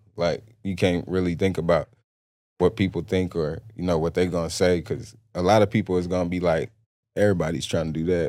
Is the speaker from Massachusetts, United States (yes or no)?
no; Plainview, Texas, United States; I grew up in a small town, Plainview, Texas. It's by Lubbock, Texas Lubbock.